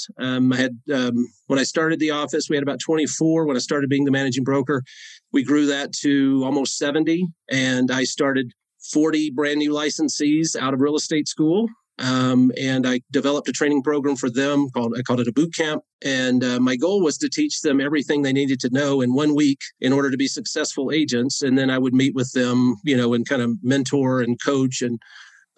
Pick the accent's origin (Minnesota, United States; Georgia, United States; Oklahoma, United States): Georgia, United States; Northeast; now in Colorado, United States; I grew up in Northeast Georgia on a dirt road.